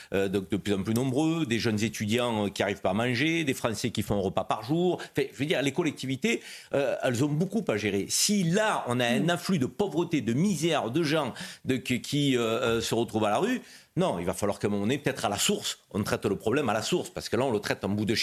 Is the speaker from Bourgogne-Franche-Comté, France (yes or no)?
no; Marseille, Provence-Alpes-Côte d'Azur, France; quand, euh, on est Marseillais euh, et qu'on arrive, comme je le fais chaque semaine, à la gare Saint-Charles